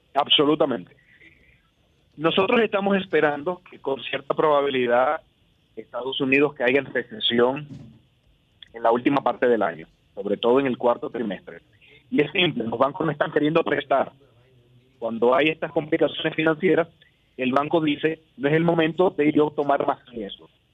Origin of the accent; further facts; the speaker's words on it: Dominican Republic; Yo como cada dominicano tengo que trabajar para mantener a mi familia